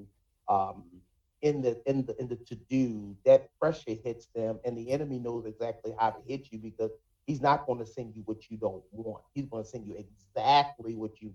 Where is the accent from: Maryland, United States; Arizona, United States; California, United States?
Maryland, United States; Baltimore; born and raised in Baltimore